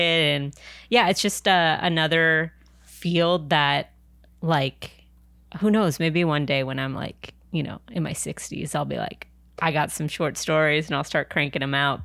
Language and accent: English; San Diego, California, United States; also born or lived in New York / Anaheim; now in Los Angeles, United States; I'm originally from San Diego